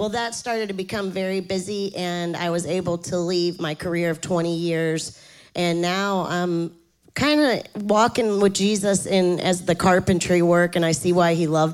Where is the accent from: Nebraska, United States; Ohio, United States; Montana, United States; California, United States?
Ohio, United States; Akron; now in Savannah, United States; I'm originally from Akron, Ohio. So I've come a long way, but I've been here almost 30 years